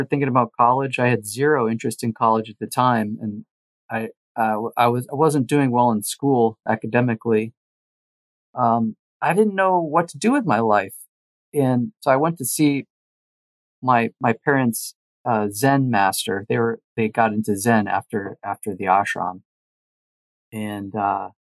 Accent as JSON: {"language": "English", "region": "rural Connecticut", "country": "United States", "tie": "born or raised there", "also_born_or_lived": "Los Angeles, California", "moved": "as an adult", "said": "I moved with my band from Connecticut to LA, to Hollywood"}